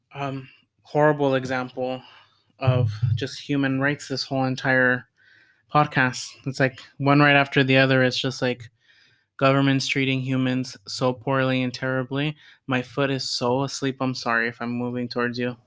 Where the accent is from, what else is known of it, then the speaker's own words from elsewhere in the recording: United States; as an American and as a citizen, as a s somebody that lives in what's supposed to be the best country in the world